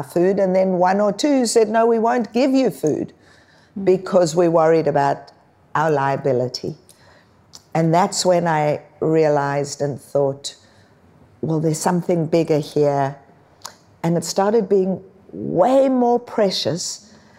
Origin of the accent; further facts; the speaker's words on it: South Africa; now in Australia; I was born in South Africa